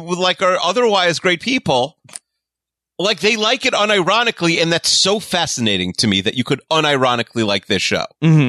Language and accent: English; Five Towns, New York, United States; the five towns where I'm from